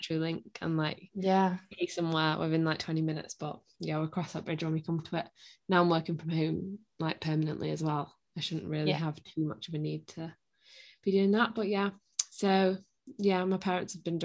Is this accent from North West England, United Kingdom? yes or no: yes; Blackpool, North West England, United Kingdom; moved away; I'm from Blackpool.